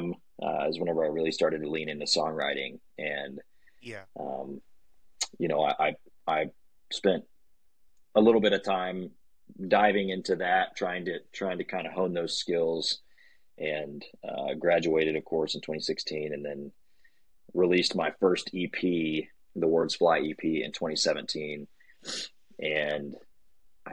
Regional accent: Weatherford, Texas, United States; also born or lived in College Station, Texas; I grew up in Weatherford, Texas, just right outside of Fort Worth

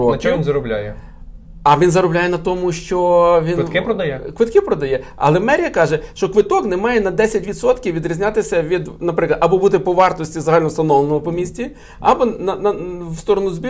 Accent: Lviv, Lviv Oblast, Ukraine; ми з вами, як львів'яни

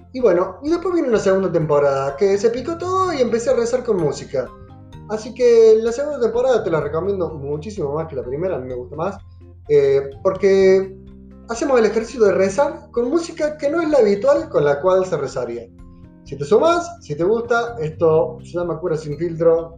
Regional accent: Córdoba, Argentina; Soy sacerdote católico argentino, cordobés

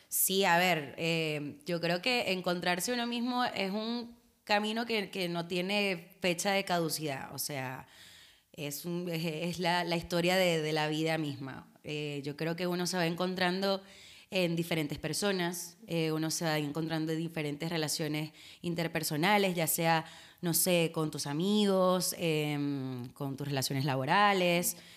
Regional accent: Venezuela; now in Argentina; como venezolanos, o sea, sabes que nosotros crecimos con el Miss Venezuela

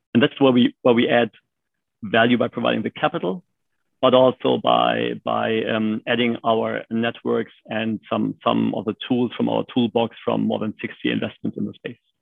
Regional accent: Germany; born and raised in Germany.

